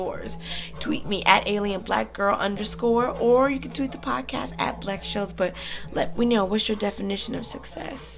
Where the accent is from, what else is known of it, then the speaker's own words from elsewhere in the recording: United States; as a child, growing up in the American system